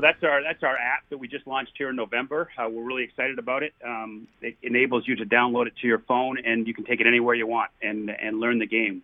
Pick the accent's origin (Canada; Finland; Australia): Canada; I'm a Canadian hockey player slash soccer player